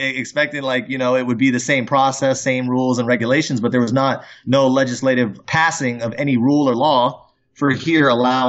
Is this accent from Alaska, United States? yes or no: yes; Fairbanks, Alaska, United States; I'm actually from Fairbanks. I wasn't born there, but I came up there when I was about 12 years old. I graduated out of high school there.